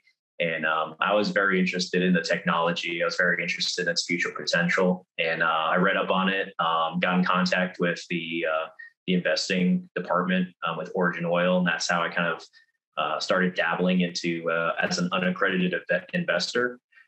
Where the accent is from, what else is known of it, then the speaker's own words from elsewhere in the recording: Virginia, United States; now in North Carolina, United States; Right now, I'm stationed in North Carolina. I've got all over, kind of originally from Virginia, but I've recently, for the last 9 years, I've been stationed in Eastern North Carolina as a service member in the United States Marine Corps.